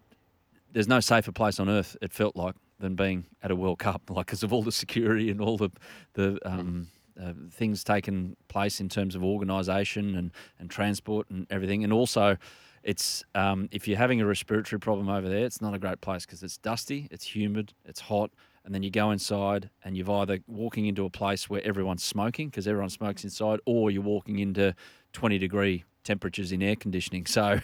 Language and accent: English; Australia; As an Australian, you can kind of relate that this person, Grant Wall, has done all he can to heighten the interest of football in a non-football dominated market.